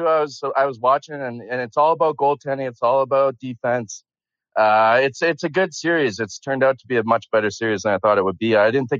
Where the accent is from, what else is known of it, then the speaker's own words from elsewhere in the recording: Ottawa, Ontario, Canada; But I'm from Ottawa, Ontario.